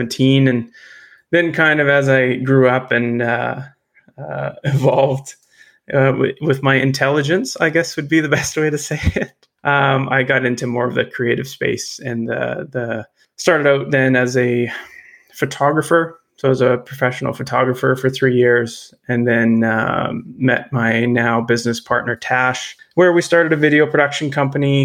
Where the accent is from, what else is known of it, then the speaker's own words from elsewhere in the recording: Terrace, British Columbia, Canada; also born or lived in Lower Mainland, British Columbia; now in Nanaimo, Canada; I was born in Northern BC, born and raised in Terrace